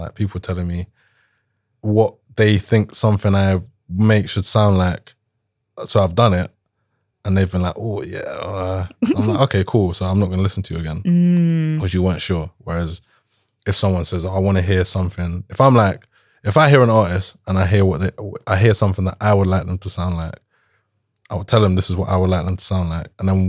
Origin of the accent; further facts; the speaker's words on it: Jamaica; I'm not an Afrobeats artist. I'm Jamaican. I'll make dancehall if anything.